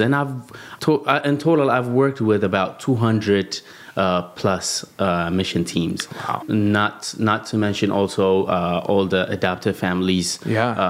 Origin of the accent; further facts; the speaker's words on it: Addis Ababa, Ethiopia; also born or lived in South Africa; I was born and raised in Addis Ababa, Ethiopia, which is the capital of Ethiopia